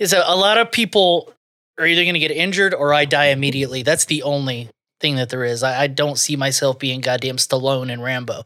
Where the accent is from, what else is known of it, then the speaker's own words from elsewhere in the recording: the South, United States; I'm from the South, so I do have some tendencies